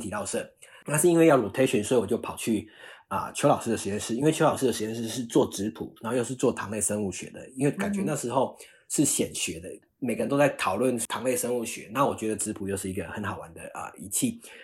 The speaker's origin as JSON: {"language": "Chinese", "country": "Taiwan", "also_born_or_lived": "Australia / United States", "moved": "as an adult", "lives_now": "San Francisco, United States", "said": "我那一届就是还是台湾人"}